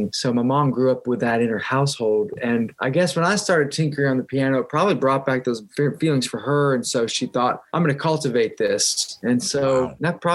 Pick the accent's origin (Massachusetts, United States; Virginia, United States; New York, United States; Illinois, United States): Virginia, United States; Roanoke; moved away; I grew up in a small town in Roanoke, Virginia